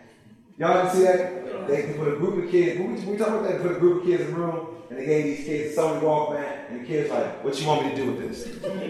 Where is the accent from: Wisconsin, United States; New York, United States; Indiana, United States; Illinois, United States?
Illinois, United States; Chicago; she said, I just saw some people jumping the turnstile, just like you used to do when you were growing up in Chicago. And I said, I mean, we used to do that all day.